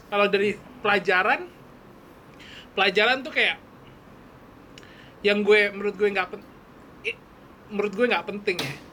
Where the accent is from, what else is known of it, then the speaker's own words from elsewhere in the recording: West Java, Indonesia; oh gue dapet bahasa Sunda karena gue Jawa Barat.